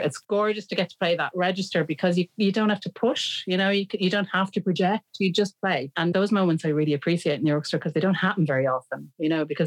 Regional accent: Ireland; we're all Irish

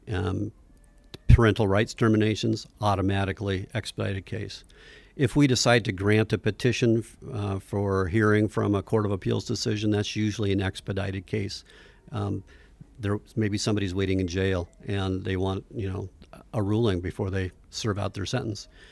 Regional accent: Fairbanks, Alaska, United States; I grew up in Fairbanks when it was maybe a 15,000 person town

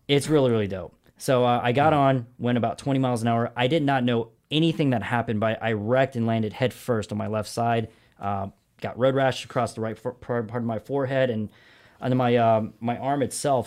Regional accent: Augusta, Georgia, United States; moved away as an adult; also born or lived in Brooklyn, New York / Los Angeles, California / La Jolla, California; I'm from a town called Augusta, Georgia

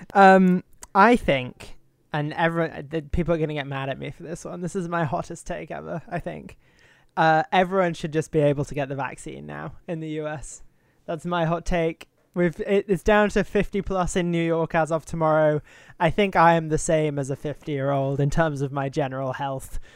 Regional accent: United Kingdom; as a Brit

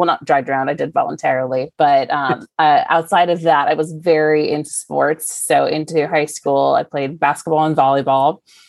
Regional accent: Valencia, California, United States; I am from Valencia, California. So Southern California, suburb of Los Angeles, and kind of made my way back to Los Angeles after college.

